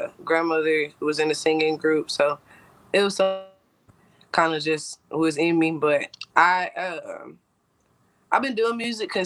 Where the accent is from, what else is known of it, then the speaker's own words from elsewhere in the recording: Fort Worth, Texas, United States; I'm from Fort Worth, Texas.